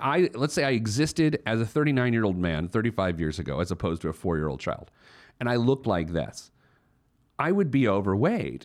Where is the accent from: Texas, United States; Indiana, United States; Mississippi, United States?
Indiana, United States; Indianapolis